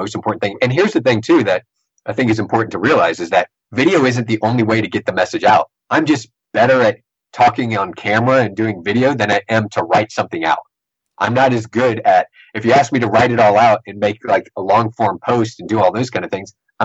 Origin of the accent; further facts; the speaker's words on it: Sportsman's Paradise, Louisiana, United States; we're from Sportsman in Paradise